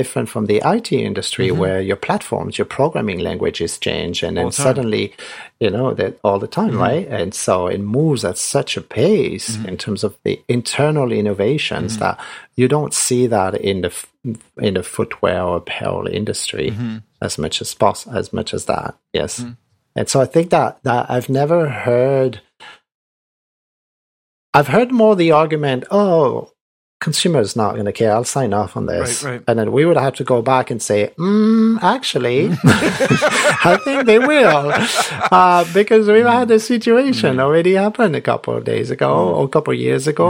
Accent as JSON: {"language": "English", "country": "France", "tie": "born or raised there", "also_born_or_lived": "Vietnam", "moved": "as an adult", "said": "I grew up in France and went to engineering school in France"}